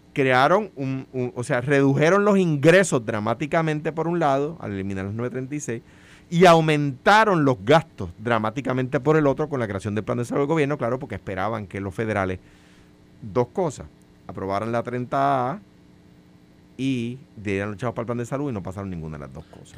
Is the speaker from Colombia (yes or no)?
no; Puerto Rico